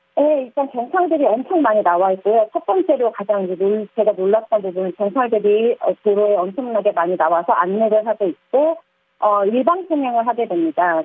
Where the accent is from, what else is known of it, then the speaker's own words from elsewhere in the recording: South Korea; moved away as an adult; now in Hong Kong; 한국 사람으로서